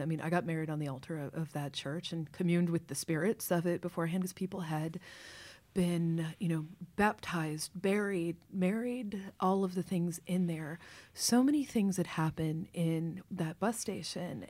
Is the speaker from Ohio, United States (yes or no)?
no; Kentucky, United States; moved away as an adult; also born or lived in Baltimore; now in New York, United States; I was raised in Kentucky